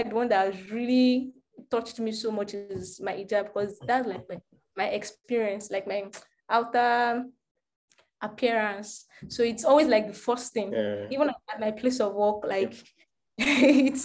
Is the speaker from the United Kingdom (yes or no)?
no; Yorubaland, Nigeria; I'm Yoruba